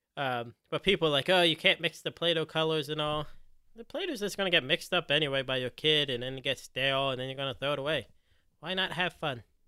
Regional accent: Philadelphia, Pennsylvania, United States; now in Cincinnati, United States; I grew up in Philly

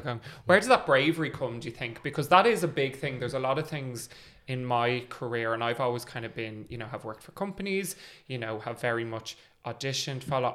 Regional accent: Ireland; also born or lived in London; we're a small country, we're a small scene

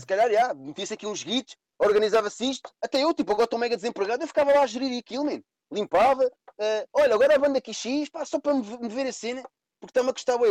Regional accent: Cascais, Lisbon, Portugal; as pessoas pensam que eu sou de Lisboa, eu não sou de Lisboa, sou de Cascais, mais concretamente da parede, Carcavelos

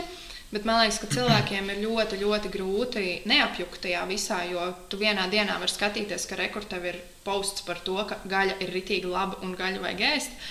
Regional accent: Talsi, Talsi Municipality, Latvia; also born or lived in Riga; Es nāku no Talsiem, visu mūžu esmu dzīvojis Talsos

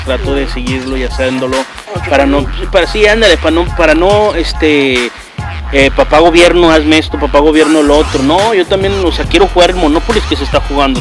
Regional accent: Mexico; moved away; yo crecí allá en México

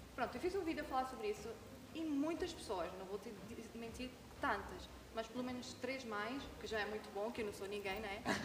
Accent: Venezuela; moved away as an adult; now in Madeira, Portugal; não gostavam de mim, porque era venezuelana

